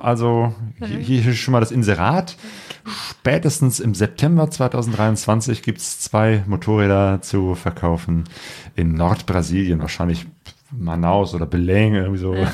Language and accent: German; Germany; wir als Deutsche